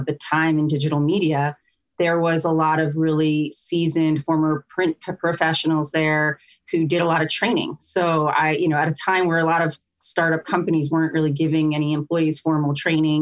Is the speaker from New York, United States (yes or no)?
yes; New York, United States; moved away as an adult; also born or lived in West Coast; I was originally from New York and the East Coast